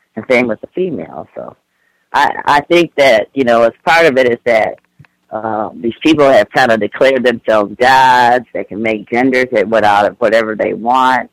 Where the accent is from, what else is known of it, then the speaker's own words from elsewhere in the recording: Michigan, United States; now in California, United States; I'm from Michigan. Uh, uh, living in California now